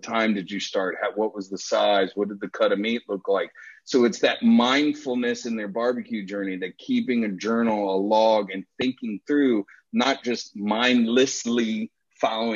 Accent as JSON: {"language": "English", "town": "Washington", "region": "District of Columbia", "country": "United States", "also_born_or_lived": "Gulfport, Florida", "moved": "yes", "lives_now": "Louisville, United States", "said": "I grew up in the restaurant business. I'm originally from the Washington, D.C. area."}